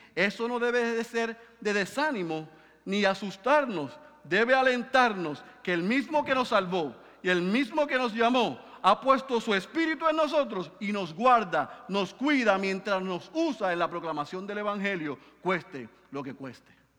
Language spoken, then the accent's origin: Spanish; Puerto Rico; decimos aquí en Puerto Rico